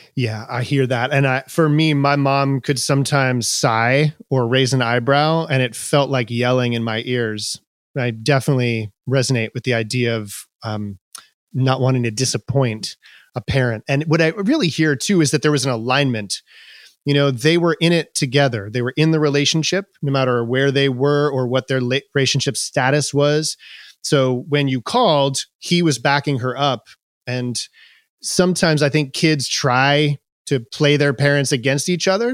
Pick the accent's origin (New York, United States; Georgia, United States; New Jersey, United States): New York, United States; Long Island; I grew up on Long Island primarily in the late seventies, early eighties